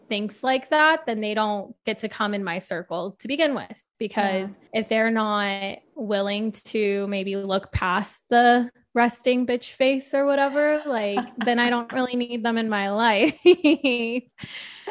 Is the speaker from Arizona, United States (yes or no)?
yes; Arizona, United States; I was born and raised in Arizona